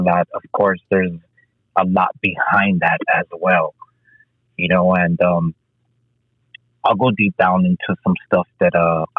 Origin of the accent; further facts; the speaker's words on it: Los Angeles, California, United States; I was actually born and raised in Los Angeles, California, on the streets of Second Avenue and Venice.